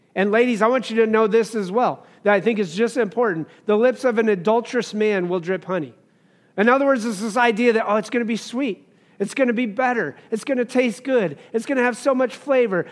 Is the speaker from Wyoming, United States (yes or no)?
yes; Wyoming, United States; I grew up in Wyoming